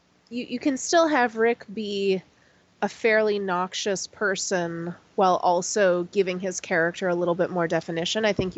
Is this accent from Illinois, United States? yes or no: yes; Chicago, Illinois, United States; I am from Chicago